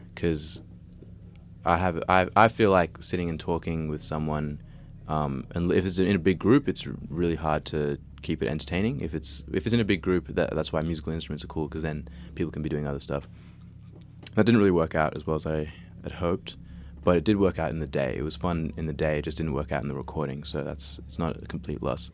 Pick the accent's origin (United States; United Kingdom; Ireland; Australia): Australia; I was raised in Australia